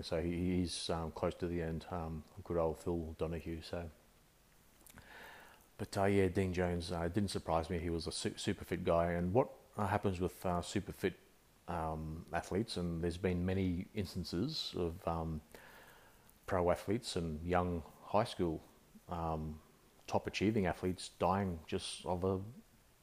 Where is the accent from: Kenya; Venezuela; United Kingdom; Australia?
Australia; accent: Aussie; I'm an Australian. I guess many would guess with my accent that that I'm an Aussie